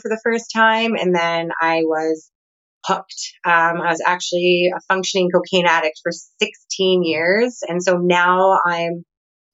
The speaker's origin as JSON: {"language": "English", "country": "Canada", "moved": "as an adult", "lives_now": "Nicaragua", "said": "I'm originally from Canada"}